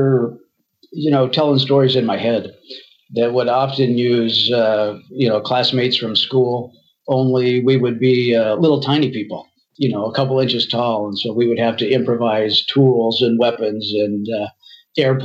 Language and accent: English; Idaho, United States; I'm from Idaho.